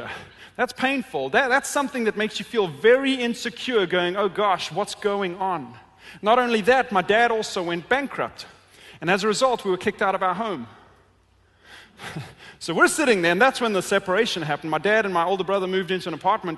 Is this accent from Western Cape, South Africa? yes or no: no; Johannesburg, Gauteng, South Africa; moved away; I grew up in Johannesburg, a city very, very similar in size to Detroit